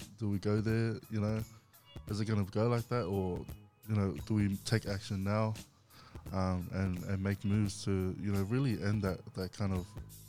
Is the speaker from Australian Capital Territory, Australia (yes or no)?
no; Goodna, Queensland, Australia; I grew up in Goodna in Queensland.